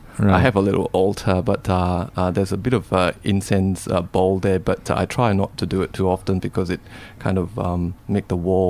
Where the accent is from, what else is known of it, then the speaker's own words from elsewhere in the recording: Kota Bharu, Kelantan, Malaysia; also born or lived in England; now in Melbourne, Australia; Hi, everybody. I was born in Malaysia, Kota Bharu, which is in the east coast of Malaysia. Mm-hmm. Came here in 1986 and pretty much stayed here all that time, apart from a year that I spent away in England studying.